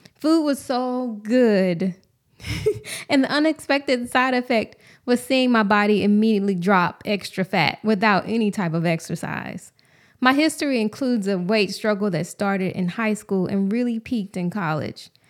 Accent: Houston, Texas, United States; moved away as an adult; take a job back home in my hometown of Houston

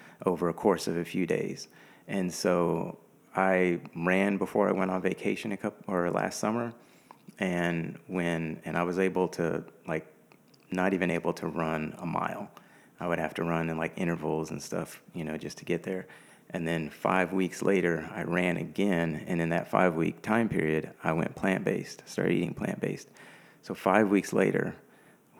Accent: Houston, Texas, United States; I'm from Houston. I'm a native Houstonian, so I've been here pretty much all my life

